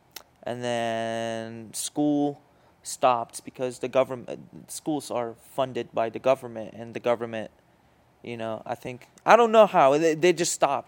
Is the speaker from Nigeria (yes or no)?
no; Iraq; also born or lived in Jordan; Okay, so I come from different places, or my family comes from different places. I was born in Jordan. My family lived there for a couple years, and then they moved to Iraq.